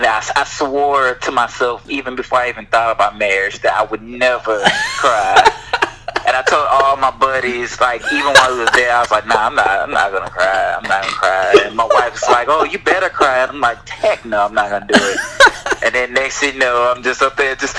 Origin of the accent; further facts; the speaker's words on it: Houston, Texas, United States; I grew up in Houston